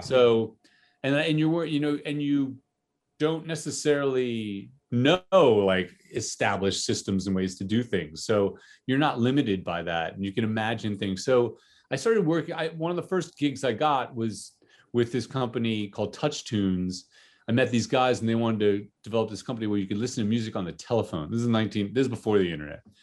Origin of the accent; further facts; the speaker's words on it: New Jersey, United States; I grew up in, uh, for the most part, in New Jersey